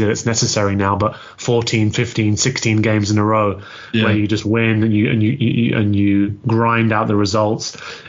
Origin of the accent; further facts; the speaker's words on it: London, United Kingdom; I grew up in North London